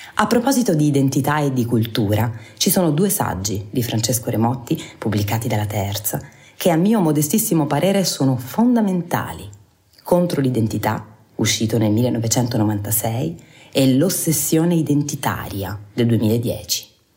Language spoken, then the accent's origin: Italian; Apulia, Italy; essendo io pugliese è chiaro che eh, insomma mh, mm, ci sono proprio un po' cresciuta